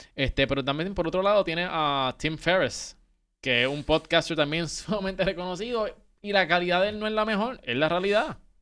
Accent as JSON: {"language": "Spanish", "country": "Puerto Rico", "moved": "yes", "said": "nosotros que somos puertorriqueños"}